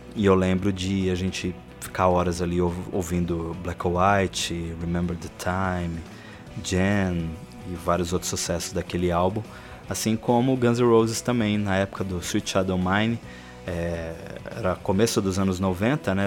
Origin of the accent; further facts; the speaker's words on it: São Paulo, Brazil; São Paulo, onde eu nasci né, e fui criado